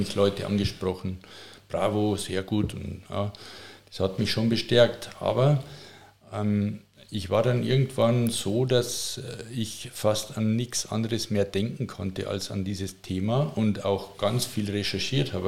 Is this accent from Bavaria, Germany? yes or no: yes; Passau, Bavaria, Germany; accent: Bavarian; moved away as an adult; also born or lived in Regensburg / Munich; now in Tutzing, Germany; ich bin in Passau aufgewachsen. Passau ist äh, Niederbayern